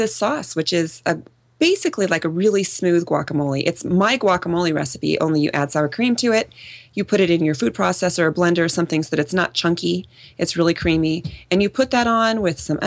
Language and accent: English; Midwest, United States; now in San Diego, United States; I grew up in the Midwest.